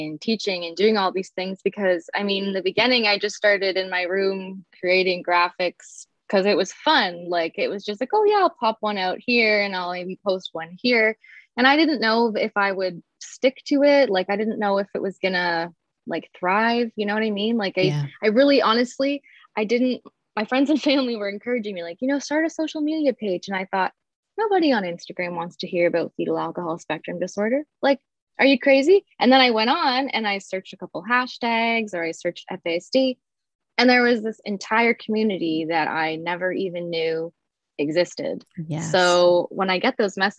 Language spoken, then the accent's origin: English; Barrie, Ontario, Canada; I'm some nobody from Barrie, Ontario, which is slightly north of Toronto